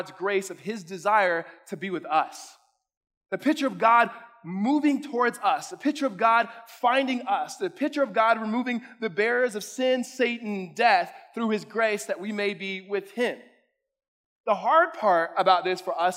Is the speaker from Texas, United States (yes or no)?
no; California, United States; now in Arizona, United States; I'm from California